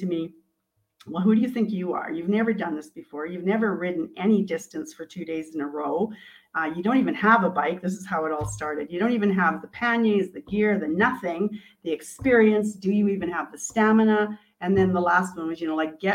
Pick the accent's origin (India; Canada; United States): Canada; I'm from Canada